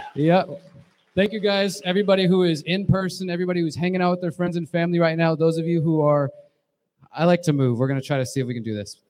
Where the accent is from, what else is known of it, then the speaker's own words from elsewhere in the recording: Houston, Texas, United States; moved away; I'm originally from Houston, Texas.